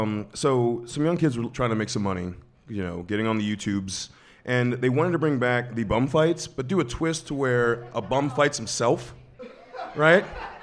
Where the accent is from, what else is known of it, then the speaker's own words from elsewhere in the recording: New Jersey, United States; moved away; I grew up in South Jersey